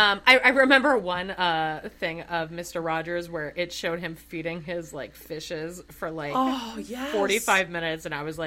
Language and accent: English; Alberta, Canada; Because I'm from Canada. And I'm from Alberta.